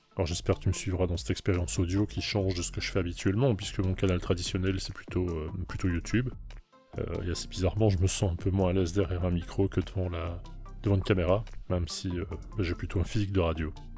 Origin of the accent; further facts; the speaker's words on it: Belgium; je suis belge, j'ai 47